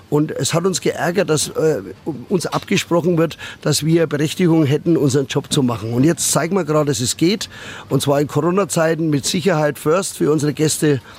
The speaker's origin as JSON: {"language": "German", "town": "Nuremberg", "region": "Bavaria", "country": "Germany", "tie": "born there", "said": "Die Aussichten natürlich vor allem auch vom Riesenrad herunter sind auch für mich als geborener Nürnberger was ganz was Besonderes."}